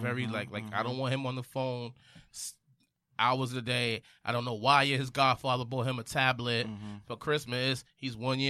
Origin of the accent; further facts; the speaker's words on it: Belize; I'm from Belize too.